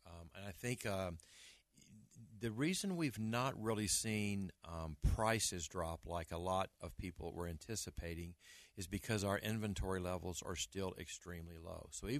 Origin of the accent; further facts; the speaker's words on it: Arkansas, United States; moved away as an adult; now in Colorado, United States; I'm originally from Arkansas.